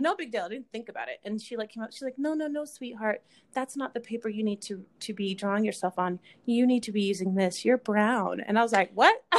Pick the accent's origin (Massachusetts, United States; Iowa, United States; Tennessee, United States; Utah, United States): Utah, United States; Kaysville; also born or lived in California; most of my life, I grew up in Kaysville, Utah.